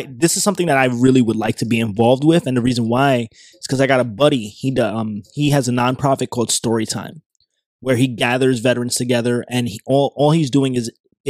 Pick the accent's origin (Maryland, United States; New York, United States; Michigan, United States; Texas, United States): New York, United States; when I was a kid growing up in New York